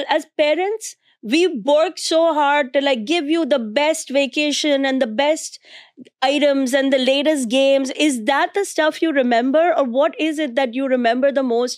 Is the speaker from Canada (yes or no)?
no; India; now in New York City, United States; I'm an Indian immigrant mom comedian living in New York City